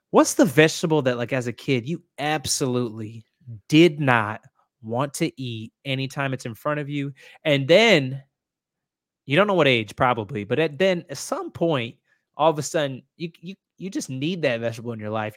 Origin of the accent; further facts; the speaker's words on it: Indiana, United States; I grew up, so I grew up in Indiana